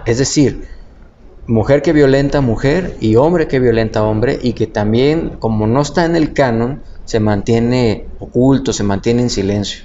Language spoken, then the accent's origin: Spanish; Tabasco, Mexico; yo soy tabasqueño